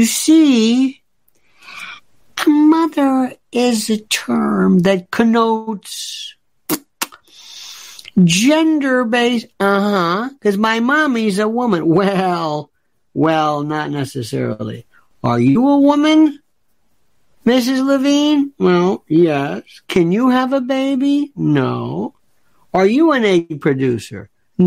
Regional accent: the South, United States; I am from the South

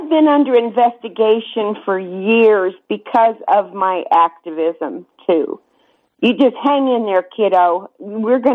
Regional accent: Grand Junction, Colorado, United States; I am a Grand Junction native. I have four generations of ancestors buried in that sacred soil

